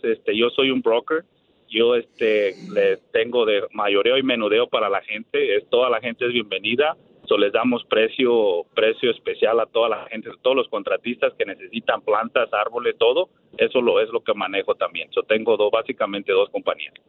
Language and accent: Spanish; near Morelia, Michoacán, Mexico; now in Dallas, United States; Allá de, de Morelia, abajo, es un, de un rancho, básicamente, es del rancho